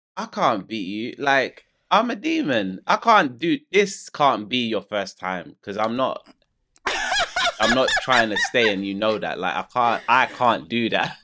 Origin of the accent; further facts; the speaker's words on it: London, United Kingdom; I'm from London.